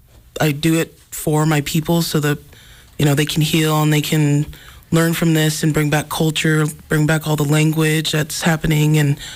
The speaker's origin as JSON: {"language": "English", "town": "Browning", "region": "Montana", "country": "United States", "tie": "born or raised there", "said": "I come from the Blackfeet community. I was born and raised in Browning"}